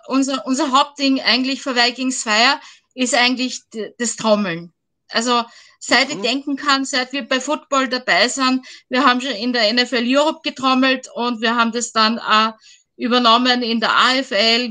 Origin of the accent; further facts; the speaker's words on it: Vienna, Austria; ich komme aus Wien